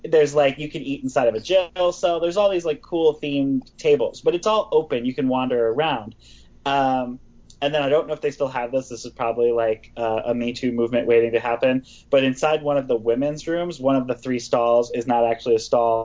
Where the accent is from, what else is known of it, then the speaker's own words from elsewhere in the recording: Wisconsin, United States; I grew up in Wisconsin